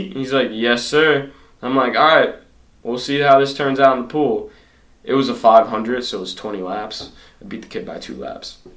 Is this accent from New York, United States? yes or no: no; Marlborough, Massachusetts, United States; central mass.